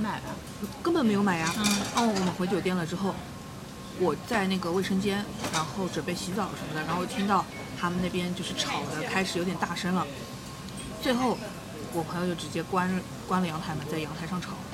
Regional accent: Shanghai, China; 我们上海人

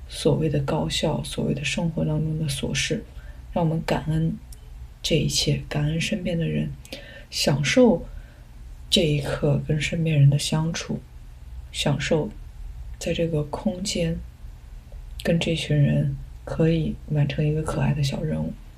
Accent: a village in southern China, China; 我小时候是在南方的一个农村

